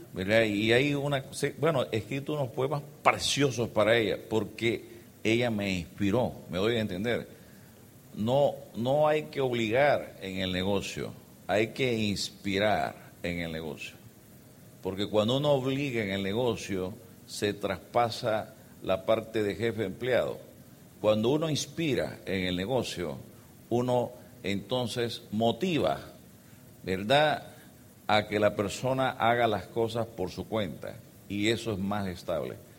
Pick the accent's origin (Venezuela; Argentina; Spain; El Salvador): El Salvador; moved away as an adult; also born or lived in Geneva; somos salvadoreños, venimos de un país muy pequeño, un poquito más grande que ustedes, tenemos 6 millones de personas y tenemos 20 mil kilómetros cuadrados. Y ahí nacimos. Ahí nací yo